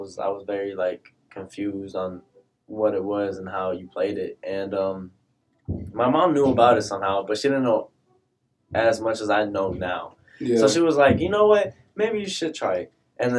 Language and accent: English; Odessa, Texas, United States; also born or lived in Houston; Like before I was from H Town, I'm like I was from Odessa, and Odessa gets cold. It's like a desert.